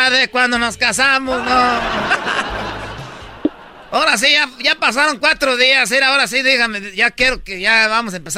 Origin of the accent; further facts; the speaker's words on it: Michoacán, Mexico; pues yo soy de Michoacán, ya sabes que a nosotros nos gustan familias grandes